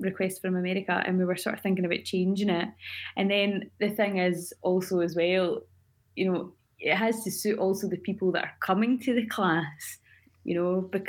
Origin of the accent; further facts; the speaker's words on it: Cardross, Scotland, United Kingdom; growing up in Cardross, or Cardross as it's spelled, in Argyll, you know, I was surrounded by a couple of native speakers